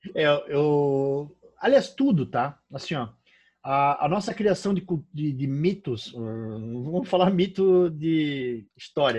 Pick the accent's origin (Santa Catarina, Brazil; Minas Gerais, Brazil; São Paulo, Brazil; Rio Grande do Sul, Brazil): Santa Catarina, Brazil; Brusque; aqui da cidade de Brusque, onde eu onde eu moro, onde eu nasci